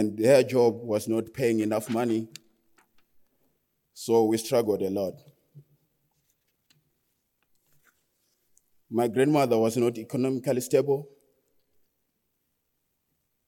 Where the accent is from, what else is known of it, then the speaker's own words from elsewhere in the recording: Murewa district, Mashonaland East, Zimbabwe; also born or lived in Harare; I was born in 1997 in Harare, but I was raised in a rural area in Murewa district, in a village called Mukarakate